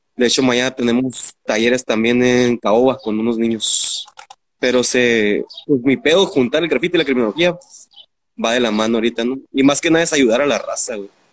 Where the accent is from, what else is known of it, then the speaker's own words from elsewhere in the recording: Mexicali, Baja California, Mexico; Aquí, nacido en Chicali de Chicali para el mundo.